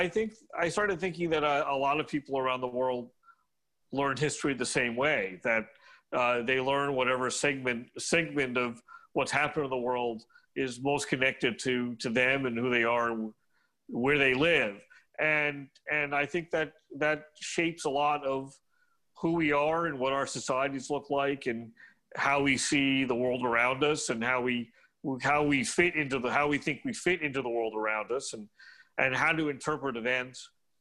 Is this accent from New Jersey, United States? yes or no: yes; New Jersey, United States; I grew up in New Jersey, and I just went to a regular, you know, high school in New Jersey